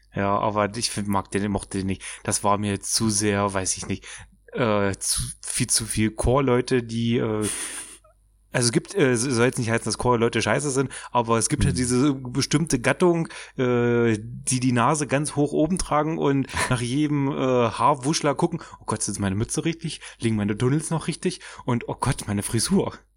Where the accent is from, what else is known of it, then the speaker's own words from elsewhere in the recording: Germany; now in Magdeburg, Germany; ich komme aus dem Dorf mit 600 Einwohnern, wohne jetzt aber Magdeburg